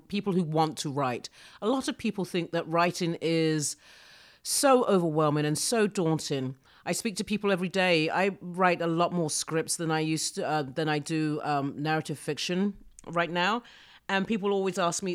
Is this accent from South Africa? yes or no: no; United Kingdom; I'm so British